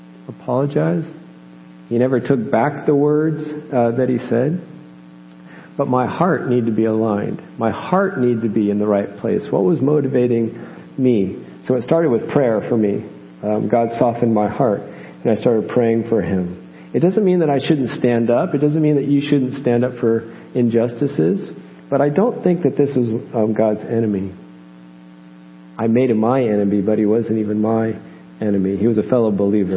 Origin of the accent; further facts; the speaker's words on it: United States; moved away as an adult; I'm American.